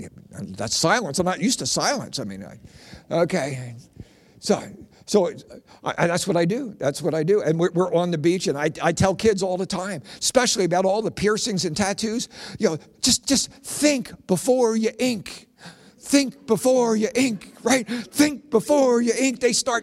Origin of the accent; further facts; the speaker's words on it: Philadelphia, Pennsylvania, United States; I grew up in South Philly